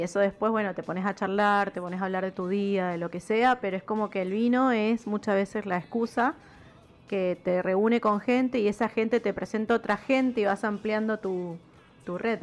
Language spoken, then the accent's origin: Spanish; Mendoza, Argentina; accent: tonada mendocina; nuestra tonada mendocina